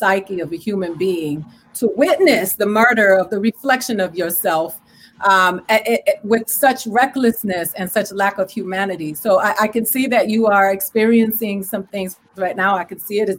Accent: Miami, Florida, United States; also born or lived in Tallahassee / Puerto Rico / Dominican Republic; I'm from Miami, where my neighborhood burns because of McDuffie and Neville Johnson, because I grew up in the hood

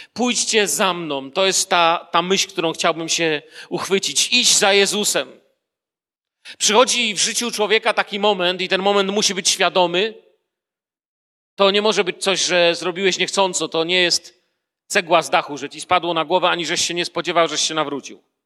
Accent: Poland; urodziłem się w Polsce

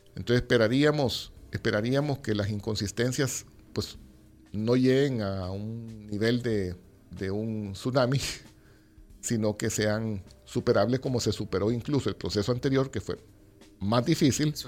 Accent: El Salvador; nosotros como salvadoreños

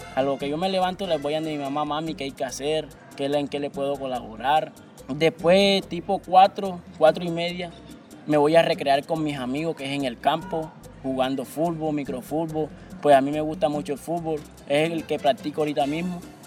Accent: Tiquicio, Bolívar, Colombia; soy del corregimiento de la Aventura, municipio de Tiquicio

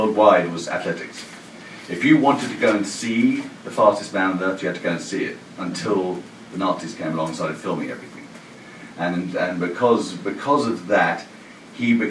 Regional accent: Jamaica; moved away; also born or lived in England; I'm actually Jamaican, as it happens, but I've spent most of my career here.

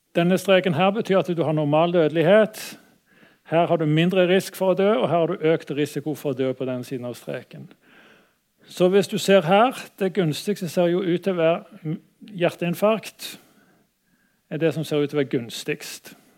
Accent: Stavanger, Rogaland, Norway; har jeg vanka litt i, i, oppveksten i Stavanger

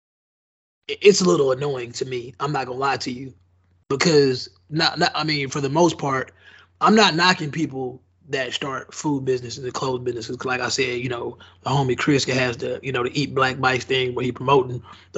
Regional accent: Nigeria; me being a Nigerian

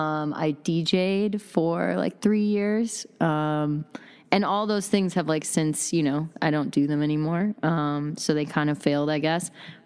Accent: Wisconsin, United States; I came from Wisconsin, yeah. Hip-hop mecca.

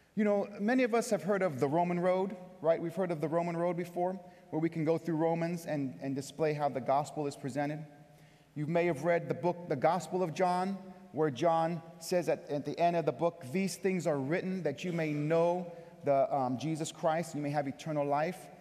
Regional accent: California, United States; moved away as an adult; also born or lived in Brooklyn, New York; now in Buffalo, United States; I'm from California. I've lived in Buffalo for one year. I've lived in Brooklyn for three years previously

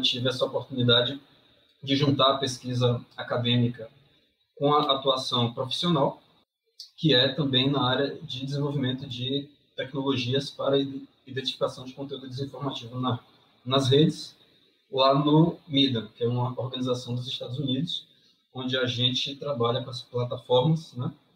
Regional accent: Bahia, Brazil; eu sou aqui também da Bahia

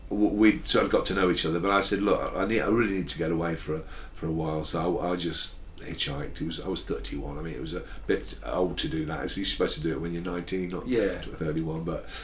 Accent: Midlands, United Kingdom; ran a folk club in Birmingham, and I worked with them and supported them on many occasions because I'm from the Midlands.

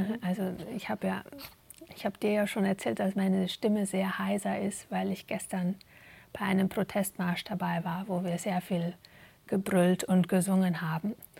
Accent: Germany; moved away as an adult; now in Belgium; selber aufgewachsen in Deutschland

